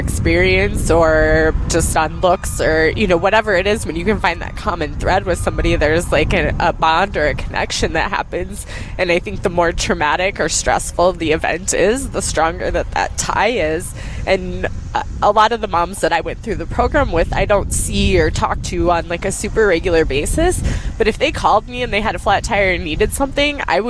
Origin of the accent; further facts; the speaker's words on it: Colorado, United States; moved away as an adult; now in Minnesota, United States; I grew up in Colorado